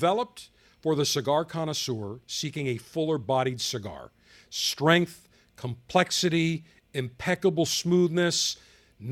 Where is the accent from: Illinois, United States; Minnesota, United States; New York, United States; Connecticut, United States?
New York, United States; Buffalo; my hometown of Buffalo